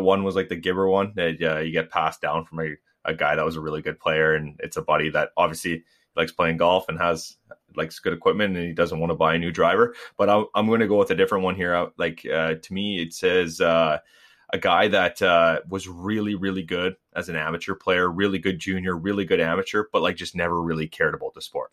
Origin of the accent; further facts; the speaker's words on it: Canada; we're all Canadian